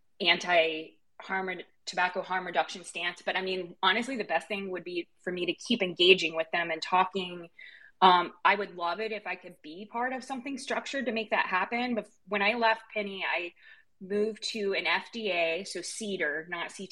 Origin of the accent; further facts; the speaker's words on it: Eastern Kentucky, United States; I was raised in Eastern Kentucky